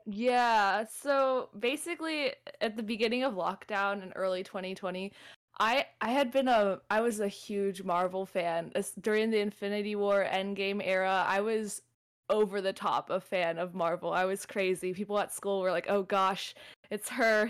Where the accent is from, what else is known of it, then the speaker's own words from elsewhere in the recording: Southern California, United States; I'm from SoCal.